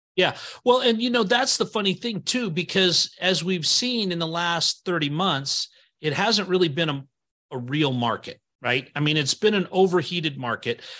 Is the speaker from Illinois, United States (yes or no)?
no; Idaho, United States; I moved here when I was eight, but I've been here the whole time.